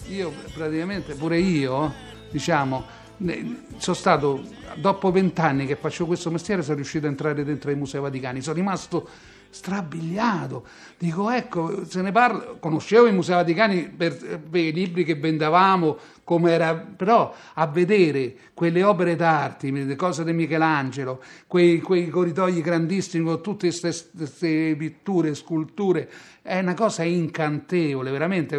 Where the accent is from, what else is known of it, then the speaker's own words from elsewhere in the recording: Rome, Lazio, Italy; noi che siamo di Roma